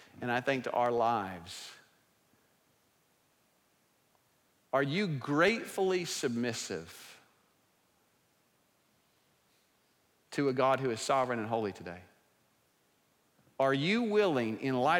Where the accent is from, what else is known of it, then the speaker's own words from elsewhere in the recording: Oklahoma, United States; I'm from Oklahoma